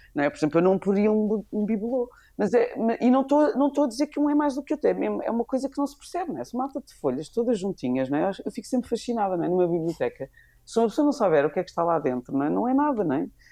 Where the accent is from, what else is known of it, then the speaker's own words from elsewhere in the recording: Lisbon, Portugal; E eu sou dos Olivais